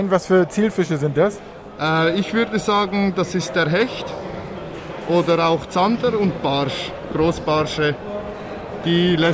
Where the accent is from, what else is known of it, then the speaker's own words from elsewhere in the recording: Switzerland; ich komme aus der Schweiz.